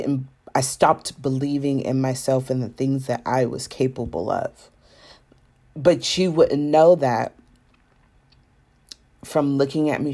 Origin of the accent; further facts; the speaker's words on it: Savannah, Georgia, United States; also born or lived in Atlanta; even though I was born in Savannah, Georgia, and, you know, grew up in Georgia